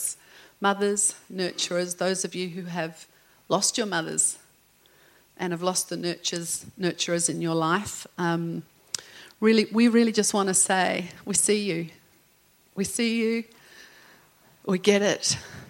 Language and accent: English; England, United Kingdom; now in Australia; I'm English